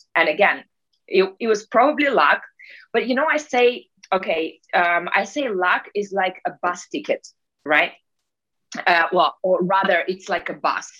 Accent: Russia; moved away; I'm Russian originally. And just to, I guess, to start with how it all began for me, uh, I was born in Russia in Soviet Union times

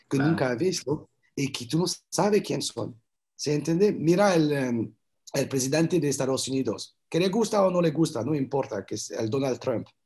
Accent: France; Spanish is a second language; moved away as an adult; also born or lived in Colombia / Canada; Entonces, me fui de Francia, me fui, eh, estaba trabajando, tengo un buen trabajo, una buena vida, pero me fui a vivir en Colombia, en Santa Marta

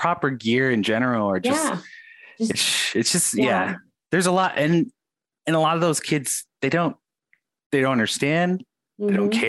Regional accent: United States; moved away; My background is Native American. I grew up on the Indian reservation.

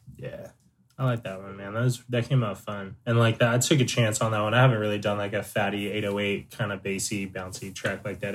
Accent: San Diego, California, United States; I'm from San Diego, California. Uh, born and raised pretty much all over San Diego.

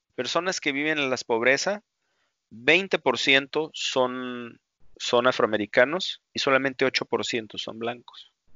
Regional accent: Mexico; nosotros como mexicanos

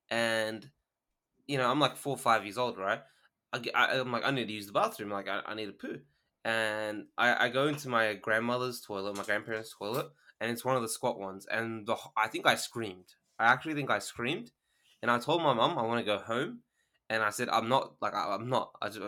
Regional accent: Australia; I'm Australian. They already know that.

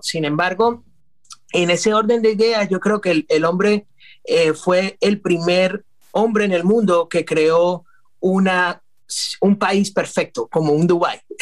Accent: San Cristóbal, Táchira, Venezuela; moved away as an adult; also born or lived in New York; now in Florida, United States; soy venezolano, nativo de Venezuela y, no es común. nuestra ciudad se llama San Cristóbal. Es una ciudad que queda con frontera con Colombia. a 30 minutos tenemos Colombia, es el estado Táchira

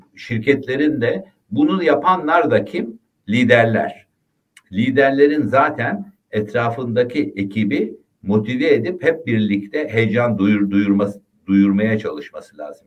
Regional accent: Ayvalık, Balıkesir, Turkey; ben Ayvalıklıyım

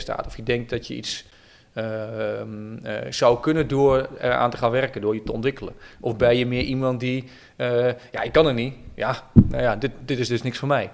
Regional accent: Oldenzaal, Overijssel, Netherlands; now in Utrecht, Netherlands; Ik ben een klein mm-hmm. jongetje geboren en getogen in het Twente, mm-hmm. in Oldenzaal

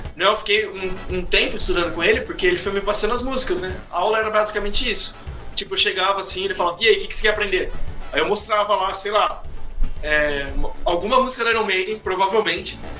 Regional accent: Indaiatuba, São Paulo, Brazil; moved away as an adult; Eu sou de Indaiatuba, na né, interior de São Paulo

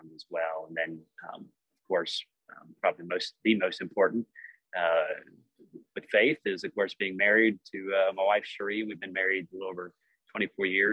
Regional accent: Georgia, United States; So born and raised in Georgia. Other than military stuff, pretty much lived here my whole life.

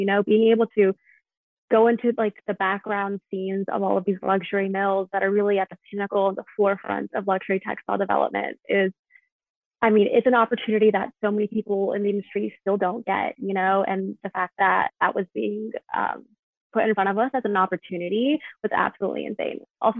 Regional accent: South Carolina, United States; now in New York, United States; I'm originally from South Carolina and FIT's in New York, so it's a pretty far jump.

